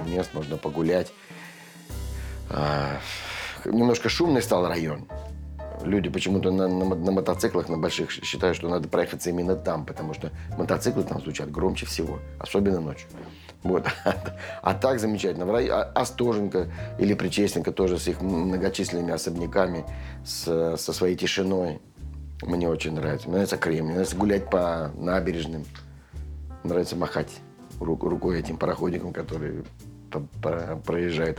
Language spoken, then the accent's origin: Russian; Saint Petersburg, Russia; now in Moscow, Russia; я коренной ленинградец